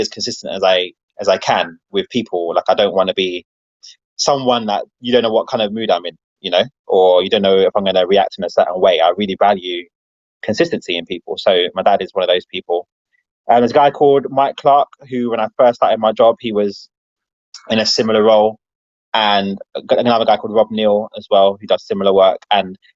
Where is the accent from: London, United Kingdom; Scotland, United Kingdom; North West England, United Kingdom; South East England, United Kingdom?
London, United Kingdom; the area that I was from Wembley